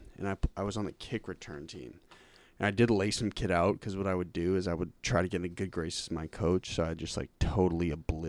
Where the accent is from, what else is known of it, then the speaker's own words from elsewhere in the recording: Lincoln, Massachusetts, United States; I am from Lincoln, Massachusetts.